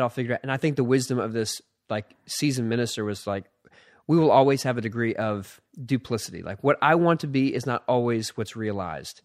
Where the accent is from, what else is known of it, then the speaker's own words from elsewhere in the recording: Philadelphia, Pennsylvania, United States; I was born in Philadelphia